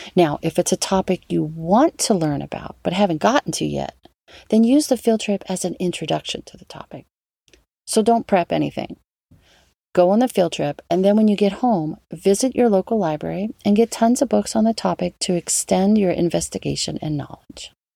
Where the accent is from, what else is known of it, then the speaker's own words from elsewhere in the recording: New Orleans, Louisiana, United States; New Orleans, my hometown